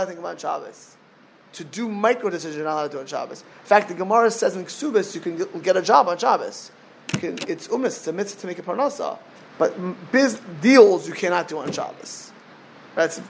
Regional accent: South Florida, United States; I grew up in South Florida watching people waste away

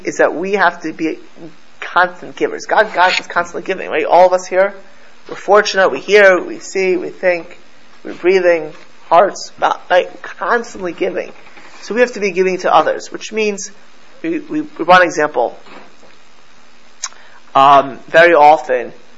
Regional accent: Miami Beach, Florida, United States; I grew up in South Florida

